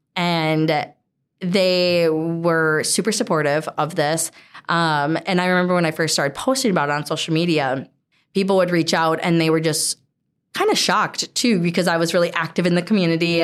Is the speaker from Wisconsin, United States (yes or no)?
yes; Hudson, Wisconsin, United States; born and raised in Hudson